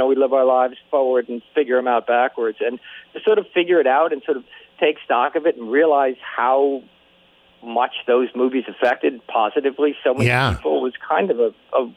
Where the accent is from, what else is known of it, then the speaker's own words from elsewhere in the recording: New Jersey, United States; I come from Jersey